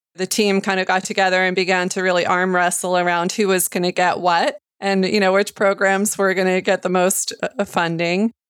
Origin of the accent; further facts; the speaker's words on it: New York, United States; in my home state